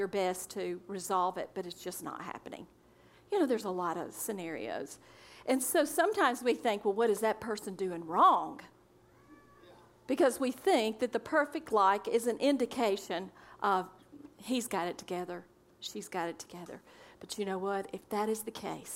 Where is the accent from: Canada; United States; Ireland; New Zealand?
United States; Pinson, Alabama; also born or lived in Brighton, England; I'm from Pinson, Alabama, on a farm with the cows and the chickens and the goats and the pigs.